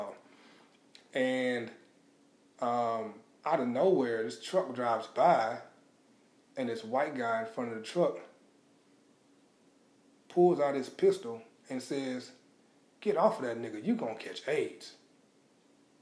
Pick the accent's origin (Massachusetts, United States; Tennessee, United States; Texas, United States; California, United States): Texas, United States; Houston; also born or lived in Baton Rouge, Louisiana; That's where I was born, but when I was about two, we moved out 45 and Scarsdale. That was in like 1978. And so that's where I spent all of my growing up years.